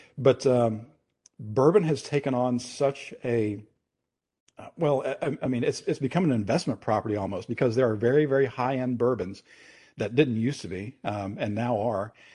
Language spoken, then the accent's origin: English; Kentucky, United States; my home state, which is Kentucky in the United States